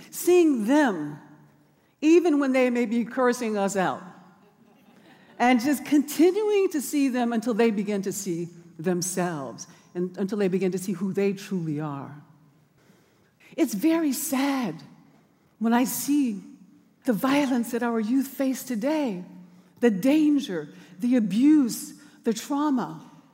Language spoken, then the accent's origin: English; Birmingham, Alabama, United States; born or raised there; moved away; also born or lived in Oakland